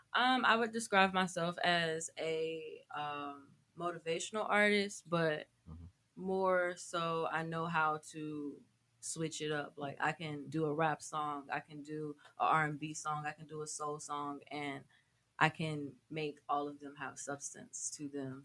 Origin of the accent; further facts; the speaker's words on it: Atlanta, Georgia, United States; I'm from Atlanta, oh, Georgia